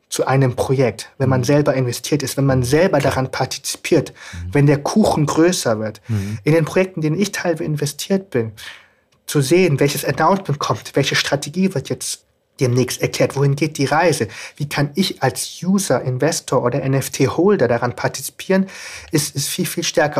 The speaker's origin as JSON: {"language": "German", "country": "Germany", "tie": "born or raised there", "said": "Ich bin in Deutschland aufgewachsen"}